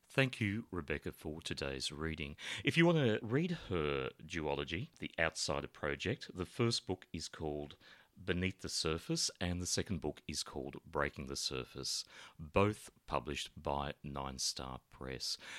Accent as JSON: {"language": "English", "country": "Australia", "also_born_or_lived": "Sydney", "said": "we're both Australian, and although I live in Sydney"}